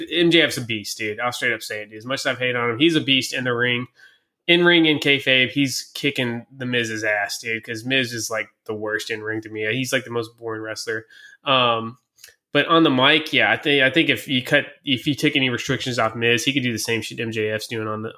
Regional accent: Kentucky, United States; I listened to country as a kid because I'm from Kentucky

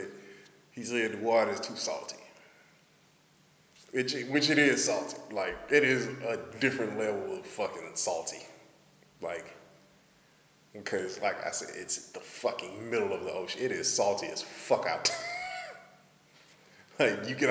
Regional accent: Houston, Texas, United States; I'm from Houston

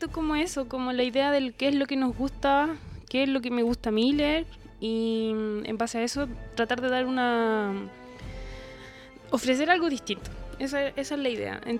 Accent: Concepción, Biobío, Chile

